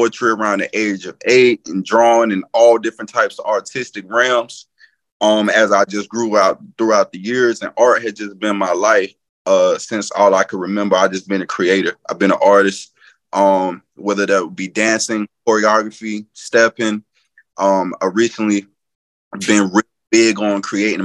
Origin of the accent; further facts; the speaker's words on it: North Carolina, United States; moved away; I'm originally from North Carolina. Lived all over. You can just probably pretty much say the state is my home.